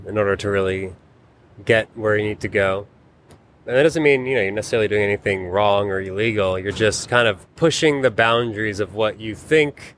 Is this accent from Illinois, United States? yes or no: no; New York City, New York, United States; growing up in New York City